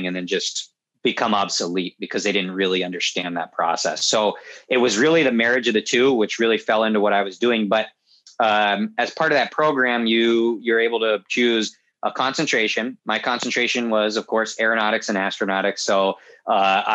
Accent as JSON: {"language": "English", "region": "Southern New Hampshire", "country": "United States", "tie": "born or raised there", "also_born_or_lived": "upstate New York", "moved": "as an adult", "said": "I grew up in Southern New Hampshire, right next to a grass strip airfield"}